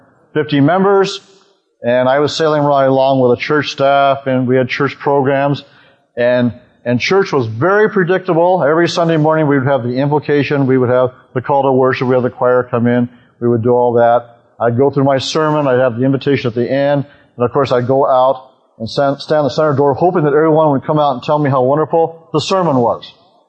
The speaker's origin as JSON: {"language": "English", "region": "West Coast", "country": "United States", "tie": "born or raised there", "also_born_or_lived": "Wellington, New Zealand", "said": "I was born in Wellington, New Zealand, and at about 16 months of age, my father, who was in the Marine Corps, and my mother, who was a New Zealander, moved to the west coast of the United States, and we traveled up and down the west coast."}